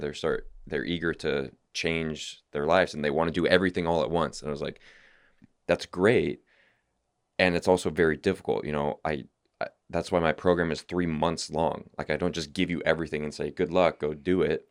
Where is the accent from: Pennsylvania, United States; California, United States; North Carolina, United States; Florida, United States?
California, United States; I'm from California.